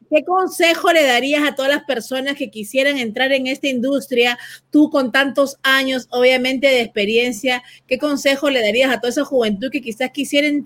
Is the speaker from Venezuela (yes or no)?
yes; Venezuela; soy de Venezuela